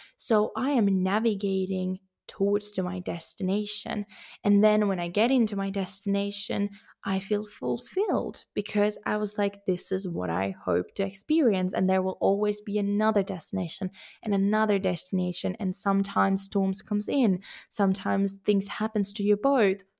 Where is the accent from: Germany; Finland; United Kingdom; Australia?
Finland; moved away as an adult; also born or lived in Sweden; now in Spain; even though I have a Finnish passport, even though that's my home country